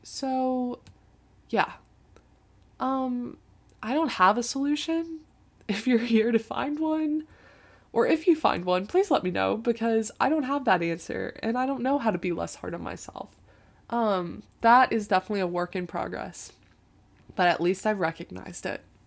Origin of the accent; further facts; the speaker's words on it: Tampa, Florida, United States; moved away as an adult; now in Chapel Hill, United States; I felt like I had outgrown Tampa